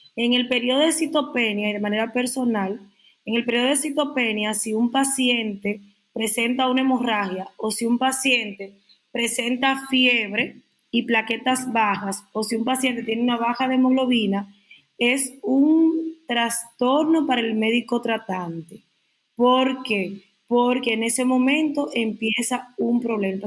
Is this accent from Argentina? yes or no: no; Dominican Republic; para decirlo como buen dominicano